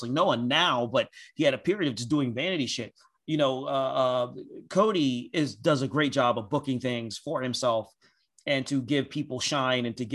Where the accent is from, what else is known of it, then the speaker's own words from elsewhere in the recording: Nigeria; As a Nigerian